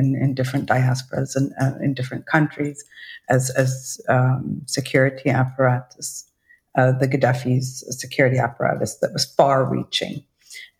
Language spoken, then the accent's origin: English; Libya; I'm Libyan